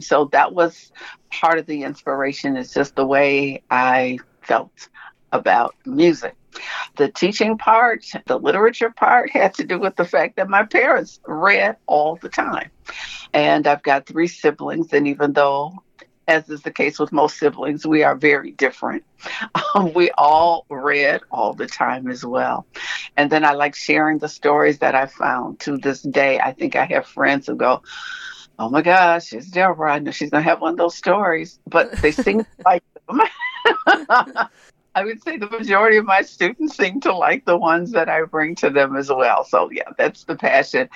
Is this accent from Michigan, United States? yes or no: yes; Detroit, Michigan, United States; my hometown of Detroit